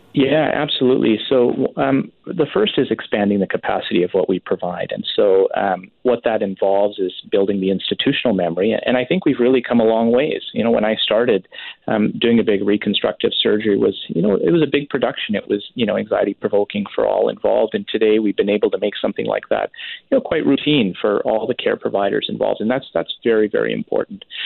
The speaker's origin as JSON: {"language": "English", "town": "Richmond", "region": "British Columbia", "country": "Canada", "tie": "born or raised there", "also_born_or_lived": "Surrey, Canada", "moved": "as an adult", "said": "I grew up in Vancouver, in fact, Richmond specifically."}